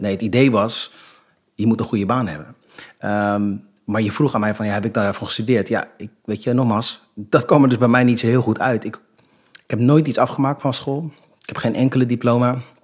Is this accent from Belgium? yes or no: no; Rotterdam, South Holland, Netherlands; ik ben geboren en getogen in Rotterdam